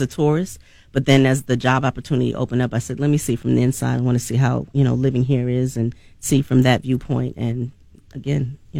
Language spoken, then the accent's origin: English; New York, United States; also born or lived in Atlanta, Georgia; now in Chattanooga, United States; I'm actually born and raised in New York.